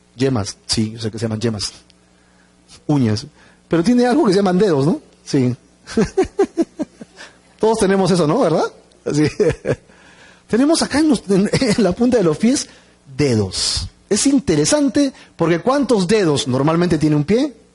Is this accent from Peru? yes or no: yes; Peru; como los peruanos